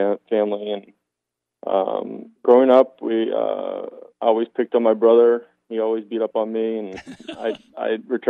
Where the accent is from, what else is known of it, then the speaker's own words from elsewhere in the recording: Maryland, United States; I grew up in Maryland.